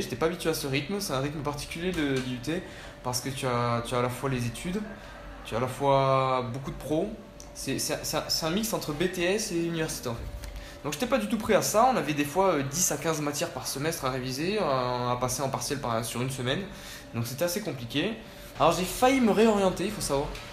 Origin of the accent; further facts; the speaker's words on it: Nîmes, Occitania, France; also born or lived in Spain / Chile; je suis né en Espagne en 1996, j'ai donc 21 ans. Vers l'âge de 5 ans on est parti en France vivre euh, avec, mes parents et j'ai grandi essentiellement dans la ville de Nîmes